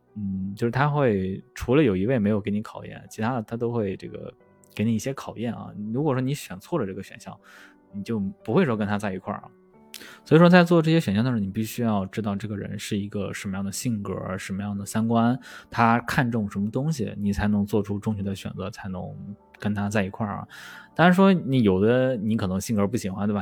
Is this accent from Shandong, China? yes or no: yes; Shandong, China; 我是一个山东人嘛，所以山东就那个地方就人多啊，人多就大家就卷